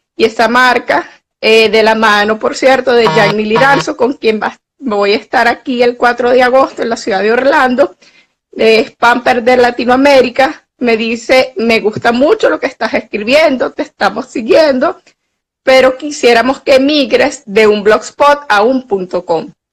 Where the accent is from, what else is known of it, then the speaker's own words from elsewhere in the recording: Venezuela; also born or lived in Mexico City; soy una periodista venezolana